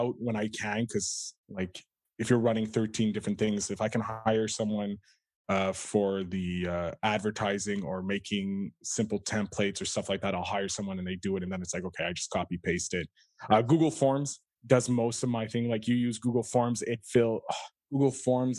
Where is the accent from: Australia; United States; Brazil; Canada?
Canada; I come from Canada of humble beginnings